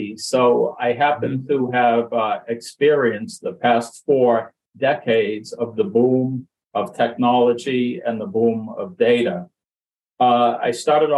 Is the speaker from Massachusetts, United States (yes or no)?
yes; Boston, Massachusetts, United States; accent: Boston; also born or lived in Brockton, Massachusetts; I grew up most of my life in Boston